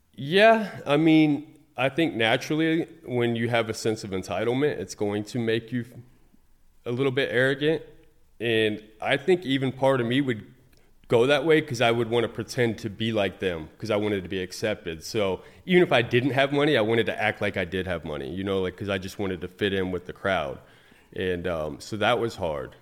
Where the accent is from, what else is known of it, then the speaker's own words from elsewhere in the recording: Fort Pierce, Florida, United States; I was raised in Fort Pierce, Florida